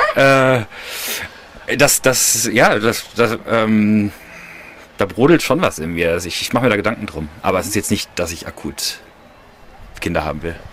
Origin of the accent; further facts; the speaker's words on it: Bielefeld, North Rhine-Westphalia, Germany; also born or lived in Barcelona; in Deutschland komme ich aus Bielefeld